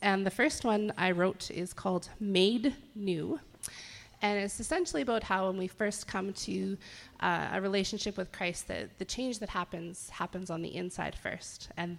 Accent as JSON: {"language": "English", "town": "Yorkton", "region": "Saskatchewan", "country": "Canada", "said": "It's my husband, …. We're from the Yorkton area"}